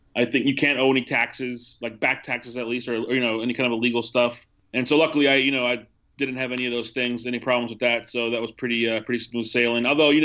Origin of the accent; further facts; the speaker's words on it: Milwaukee, Wisconsin, United States; also born or lived in El Salvador; The first time I was just a newborn baby. I was born in January of 82 in El Salvador, and we moved to Milwaukee, Wisconsin just a few months after that.